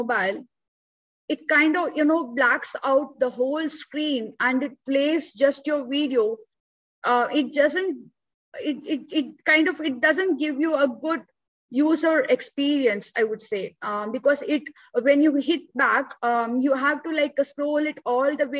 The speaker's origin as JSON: {"language": "English", "country": "India", "tie": "born or raised there", "said": "So I'm born and brought up in India. I still live in India."}